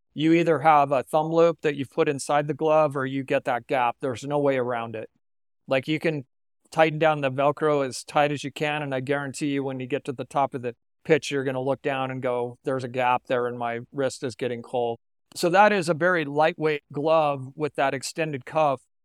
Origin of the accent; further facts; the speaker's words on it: Salt Lake City, Utah, United States; I grew up in Salt Lake City